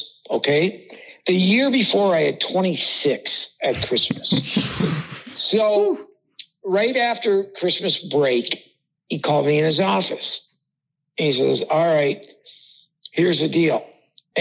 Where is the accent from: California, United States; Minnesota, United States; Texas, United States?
Minnesota, United States; Hibbing; Scott Sandlin, who I grew up with in Hibbing.